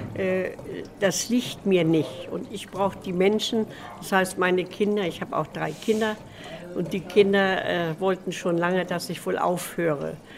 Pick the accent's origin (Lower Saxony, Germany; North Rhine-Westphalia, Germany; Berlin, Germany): Lower Saxony, Germany; Amt Neuhaus; Ich bin hier in Neuhaus geboren und bin gar nicht weg gewesen aus Neuhaus